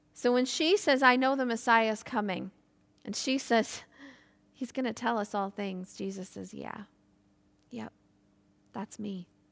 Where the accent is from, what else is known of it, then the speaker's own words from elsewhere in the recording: Michigan, United States; moved away as an adult; now in Ireland; I grew up in a small town in the state of Michigan, U S